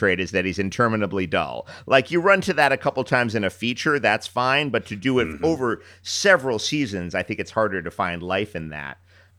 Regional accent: New York, United States; I grew up in New York, and I've heard a lot of different voices in my life

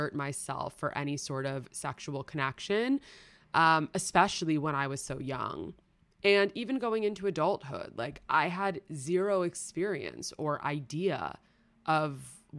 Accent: New York City, New York, United States; I grew up in New York City

